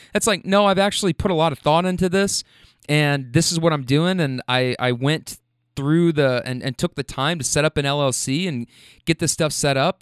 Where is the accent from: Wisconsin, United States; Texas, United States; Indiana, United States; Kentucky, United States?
Kentucky, United States; Louisville; moved away as an adult; also born or lived in Bay Area, California; I'm from Louisville, Kentucky